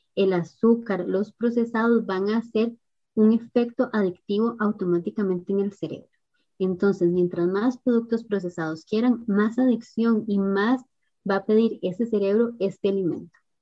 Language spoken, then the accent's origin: Spanish; Costa Rica; acá en mi país, en Costa Rica